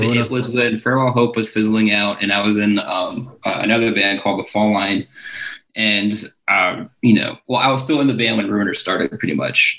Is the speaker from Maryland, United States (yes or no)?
yes; Towson, Maryland, United States; I grew up in Baltimore, uh, technically in Towson. Um, pretty much grew up there. Went to high school there